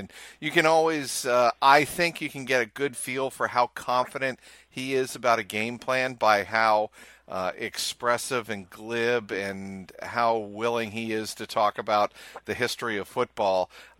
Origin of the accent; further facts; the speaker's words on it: Cincinnati, Ohio, United States; moved away; I'm from Cincinnati. Grew up, you know, a very loyal Cincinnati Bengal fan